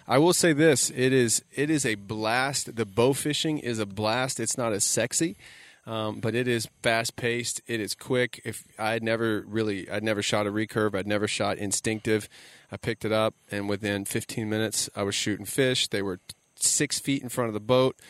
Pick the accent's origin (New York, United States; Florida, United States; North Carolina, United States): Florida, United States; South; I grew up in South Florida